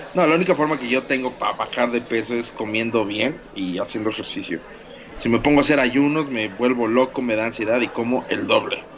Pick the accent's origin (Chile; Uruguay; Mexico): Mexico; como somos los mexicanos